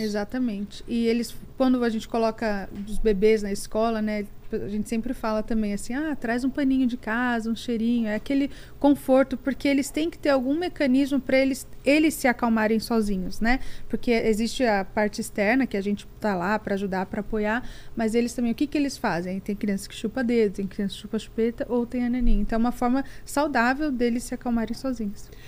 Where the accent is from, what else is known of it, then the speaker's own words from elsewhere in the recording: Barueri, São Paulo, Brazil; now in United States; Eu nasci em São Paulo, na, é, morei na Lapa meus dois primeiros anos, mas minha vida inteira e minha família inteira é de Barueri, daqui da Grande São Paulo